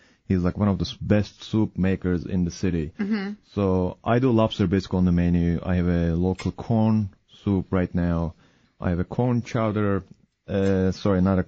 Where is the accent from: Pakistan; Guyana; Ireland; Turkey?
Turkey; Istanbul; now in United States; I'm from Istanbul, Turkey, where I grew up by the water, literally, eating fresh fish pretty much every day